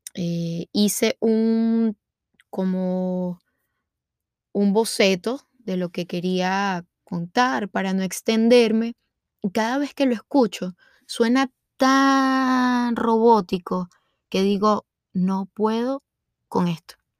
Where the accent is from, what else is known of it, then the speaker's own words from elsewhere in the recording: Venezuela; moved away as an adult; now in United States; soy venezolana y tengo 30 años. me vine a vivir a Estados Unidos hace aproximadamente 5 años